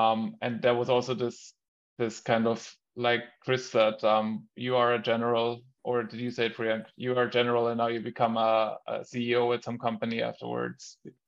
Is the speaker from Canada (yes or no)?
no; Germany; also born or lived in Austria; like growing up in Germany and in Austria, we have almost zero of that.